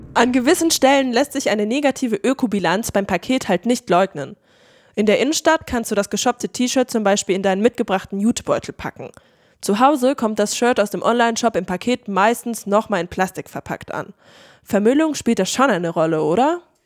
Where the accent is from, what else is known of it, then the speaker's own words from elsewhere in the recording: Hildesheim, Lower Saxony, Germany; moved away; Ich bin ja in Hildesheim aufgewachsen und jedes Mal, wenn ich meine Eltern dort besuche